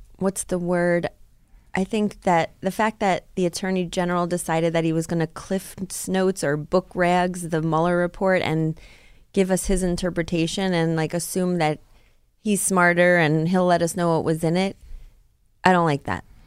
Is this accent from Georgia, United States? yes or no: no; Rockland County, New York, United States; where I grew up in Rockland County